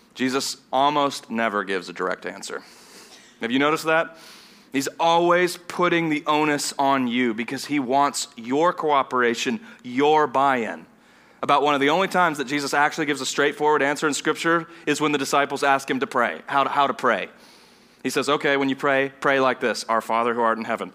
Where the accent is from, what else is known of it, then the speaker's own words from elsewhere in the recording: Vienna, Austria; moved away; also born or lived in Southern United States; I grew up in, in Vienna, Austria, which is a German-speaking nation